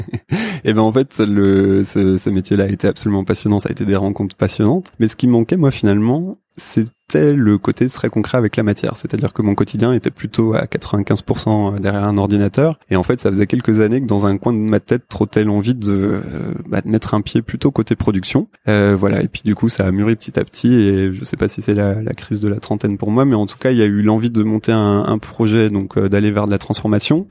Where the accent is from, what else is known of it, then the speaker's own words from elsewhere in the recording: Alsace, Grand Est, France; moved away; Alsace j'ai grandi en Alsace